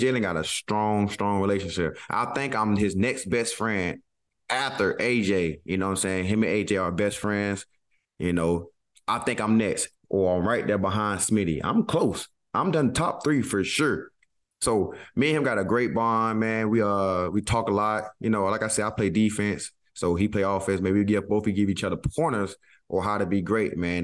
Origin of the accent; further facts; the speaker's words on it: the South, United States; I'm from the South